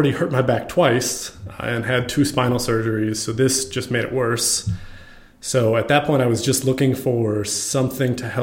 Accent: Dallas, Texas, United States; also born or lived in Racine, Wisconsin / Plano, Texas; When I was young. I think I was 8. When I moved to Plano and then Dallas shortly after that. So I've kind of been in Dallas most of my life

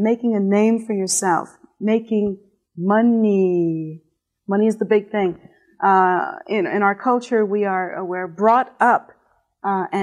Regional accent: United States; here in America

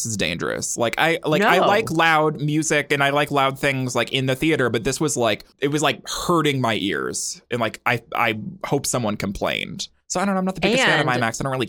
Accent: Helena, Montana, United States; Well, comparatively, like when the house that I grew up in Helena

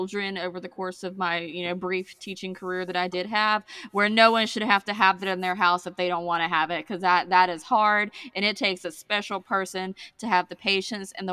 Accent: Georgia, United States; I'm from Georgia, from a smaller town in Georgia than where I live now.

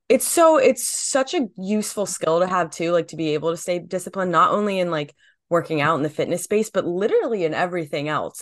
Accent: New Jersey, United States; I'm from New Jersey

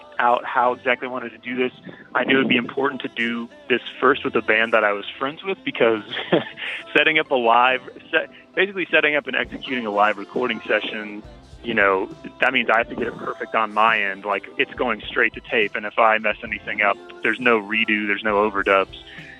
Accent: Oconee County, next to Athens, Georgia, United States; I grew up in Oconee County next door to Athens

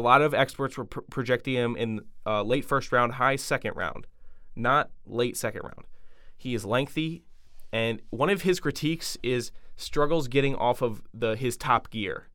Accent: Washington, United States; my hometown team, the Washington Redskins.

